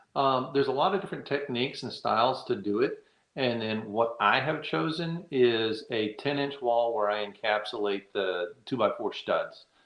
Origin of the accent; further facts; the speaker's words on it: Texas, United States; now in Virginia, United States; I'm from Texas. I live in Virginia